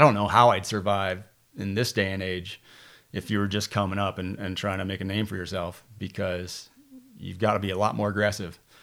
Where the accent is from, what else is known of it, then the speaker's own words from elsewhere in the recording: Tupper Lake, New York, United States; also born or lived in New Britain, Connecticut / Canton, New York; moved to the Adirondacks in New York State and, uh, grew up, grew up right around there, a little place called Tupper Lake